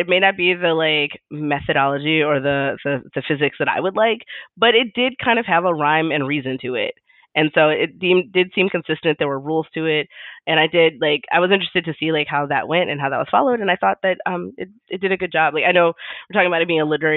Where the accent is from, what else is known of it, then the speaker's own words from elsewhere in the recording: Chicago, Illinois, United States; I'm from the South Side